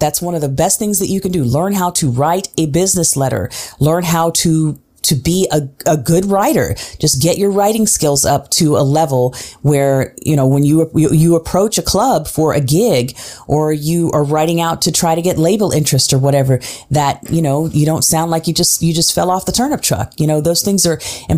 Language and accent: English; Tulsa, Oklahoma, United States; also born or lived in Switzerland / Nashville, Tennessee / New York; now in Philadelphia, United States; my hometown of Tulsa, Oklahoma